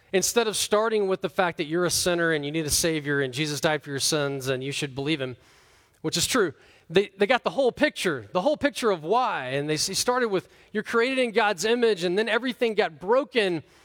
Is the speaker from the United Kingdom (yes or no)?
no; United States; I'm from America